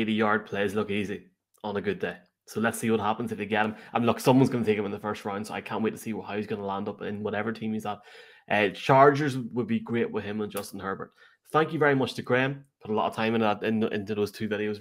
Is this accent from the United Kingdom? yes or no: no; Ireland; As an Irishman